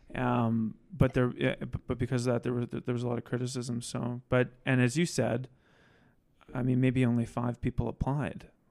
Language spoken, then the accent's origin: English; Saskatoon, Saskatchewan, Canada; now in Regina, Canada; I'm from Saskatoon